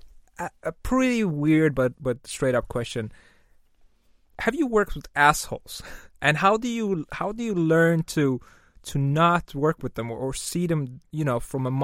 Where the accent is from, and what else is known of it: Azerbaijan